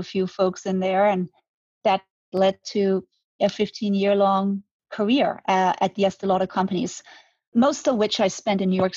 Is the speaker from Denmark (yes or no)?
yes; Denmark; moved away as an adult; now in Manhattan Beach, United States; I'm Danish. I'm born and raised in Denmark